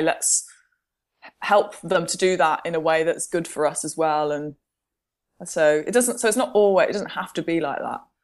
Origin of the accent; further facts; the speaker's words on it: Midlands, United Kingdom; also born or lived in Milton Keynes; I'm from the Midlands, and one of the places that I used to skateboard when I was an adolescent, uh, was in Milton Keynes.